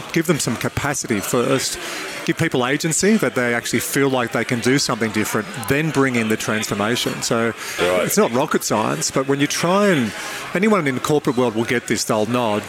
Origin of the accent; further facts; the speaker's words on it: Dubbo, New South Wales, Australia; one of my best mates, Mario, I grew up with in Dubbo